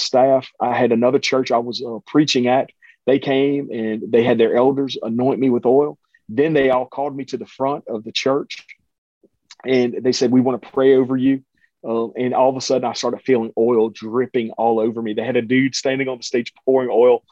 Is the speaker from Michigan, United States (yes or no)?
no; Cajun, Louisiana, United States; I'm a Cajun